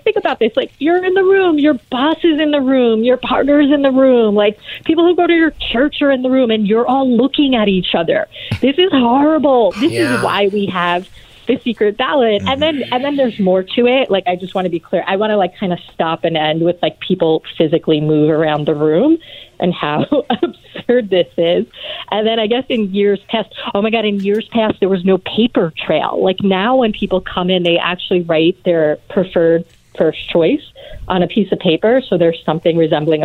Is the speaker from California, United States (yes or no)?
no; New York City, New York, United States; I'm from Brooklyn